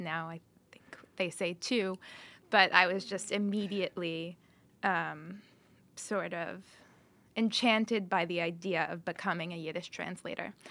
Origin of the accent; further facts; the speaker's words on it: Chicago, Illinois, United States; I was born on the north side of Chicago, Illinois